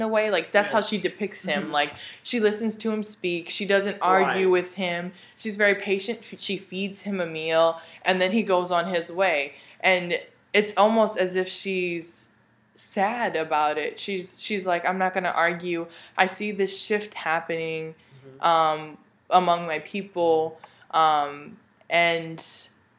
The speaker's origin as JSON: {"language": "English", "country": "United States", "said": "as an American in present day"}